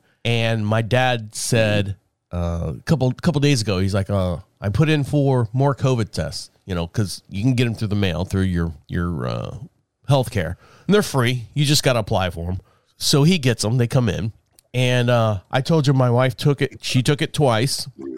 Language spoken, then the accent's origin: English; Orlando, Florida, United States; Like I came from Orlando. So I have all these opportunities in Orlando to you know, thrive and make communications and connections and all that stuff.